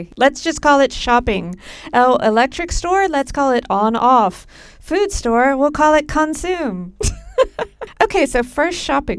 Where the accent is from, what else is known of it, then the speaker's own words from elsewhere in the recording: United States; now in Sweden; I remember just as an American being stupidly surprised there were other keyboards in other countries.